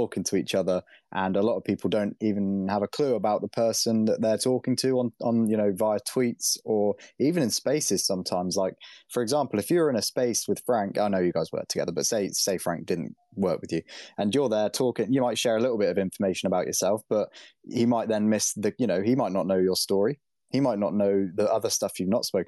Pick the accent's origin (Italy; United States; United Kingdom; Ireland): United Kingdom; I am British